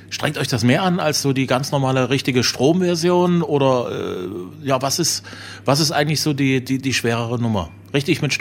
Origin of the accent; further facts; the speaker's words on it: Zwickau, Saxony, Germany; die ich 1983 natürlich verpasst habe in meiner Heimatstadt Zwickau